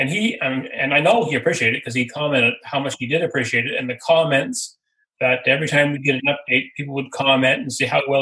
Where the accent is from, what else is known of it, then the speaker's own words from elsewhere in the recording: Amherst area, Nova Scotia, Canada; moved away as an adult; I grew up in Mac End and came back to Amherst